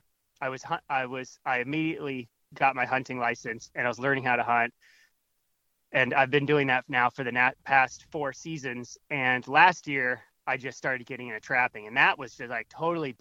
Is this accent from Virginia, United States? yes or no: yes; Northern Virginia, United States; moved away as an adult; also born or lived in New York City; I grew up in Northern Virginia, suburban